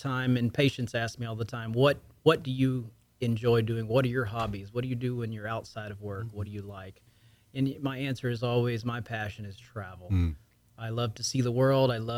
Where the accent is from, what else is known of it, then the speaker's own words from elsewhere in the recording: Lake Charles, Louisiana, United States; moved away as an adult; now in Houston, United States; I am from the deep south of Louisiana, Cajun country, but more southwest Louisiana, Lake Charles and south of Lake Charles. That's my hometown, my home area. That's where I was born and raised